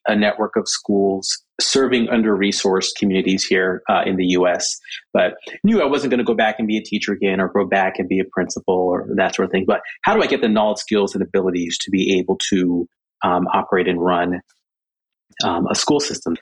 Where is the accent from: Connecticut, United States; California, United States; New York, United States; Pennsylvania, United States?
California, United States; Southern; also born or lived in Jamaica / Michigan; So, so from Jamaica, we moved to Michigan, Michigan to Southern California. That's kind of where uh, where I where I grew up